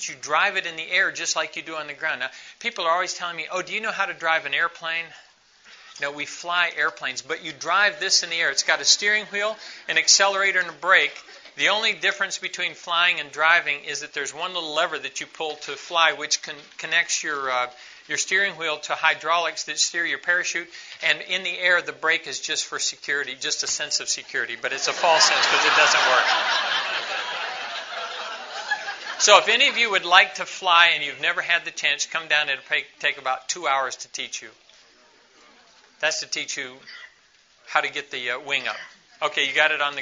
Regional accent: Quito, Pichincha, Ecuador; moved away

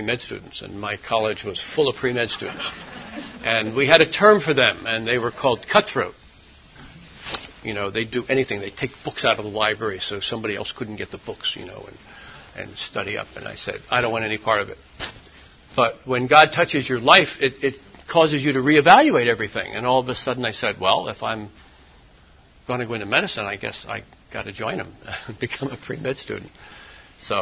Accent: New Jersey, United States; moved away as an adult; also born or lived in Pennsylvania / Thailand; the pretty large Methodist church that I grew up in South Jersey

